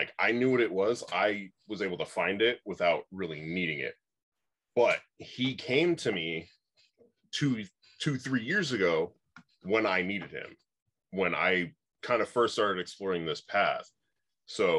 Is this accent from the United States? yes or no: yes; Oregon, United States; I grew up out in Oregon.